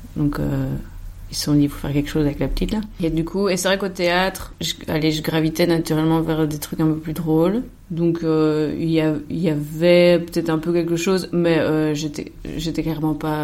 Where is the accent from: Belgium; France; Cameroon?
Belgium; Soignies, Wallonia; Moi, je suis né le 16 décembre 1991 à Soigny, dans le Hainaut, en Belgique